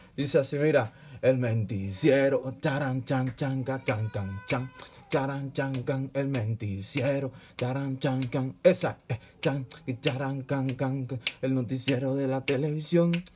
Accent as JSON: {"language": "Spanish", "country": "Cuba", "moved": "yes", "lives_now": "Peru", "said": "mi tierra querida"}